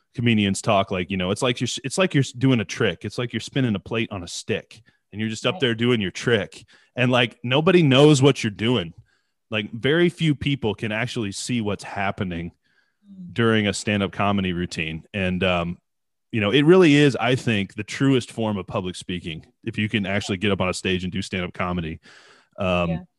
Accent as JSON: {"language": "English", "country": "United States", "tie": "born or raised there", "said": "coming from the states and being in the states your whole life"}